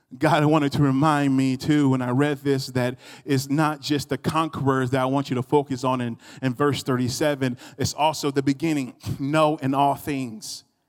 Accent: United States; I was noticed as an American before I opened up my mouth

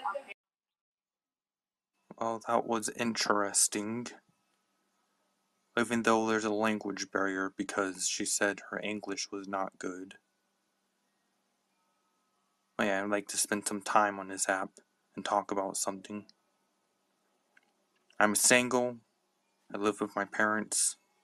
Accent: Palmdale, California, United States; I am from Palmdale, California

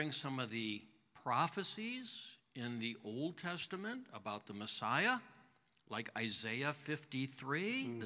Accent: Chicago, Illinois, United States; grew up in the Chicago area

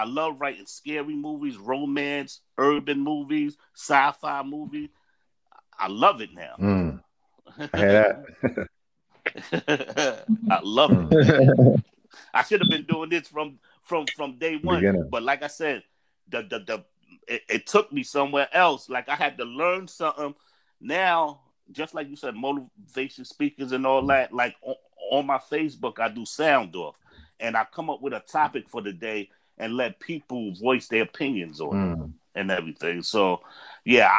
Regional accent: New York City, New York, United States; I was raised in Staten Island and Park Hill

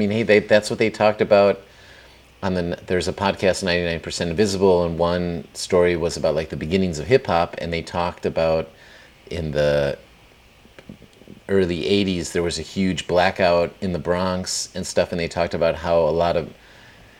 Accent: Plauen, Saxony, Germany; my hometown in Plauen, Germany, which is kind of right for anybody on the map, like between Munich and Berlin, former East Germany

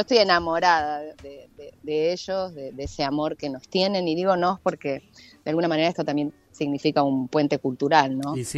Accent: Uruguay; now in Argentina; yo soy nací en Uruguay.

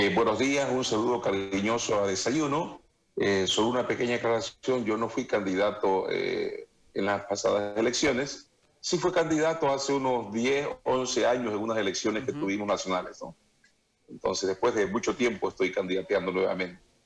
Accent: Santa Cruz, Bolivia; un tema que a mí me da mucha pena como cruceño es la, la hidroeléctrica Rosita

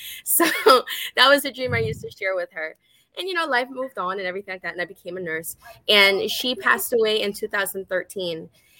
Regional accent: Honduras; I'm from Honduras.

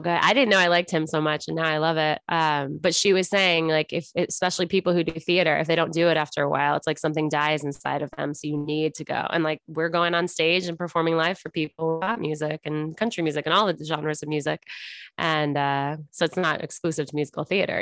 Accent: Buffalo, New York, United States; moved away as an adult; also born or lived in Los Angeles; now in Kansas City, United States; I'm originally from Buffalo, New York, then I lived in New York for college, then afterwards, then I moved to L

